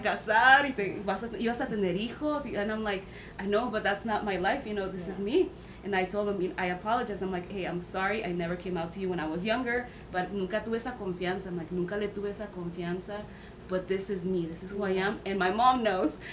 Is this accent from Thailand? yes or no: no; Mexico; now in United States; I was raised in Mexico for a few years